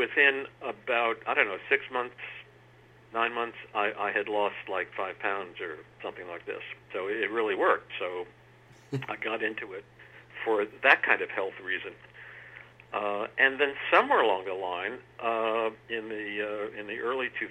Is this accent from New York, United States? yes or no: yes; New York City, New York, United States; moved away as an adult; also born or lived in Cambridge, England / Amherst, Massachusetts; I grew up around New York City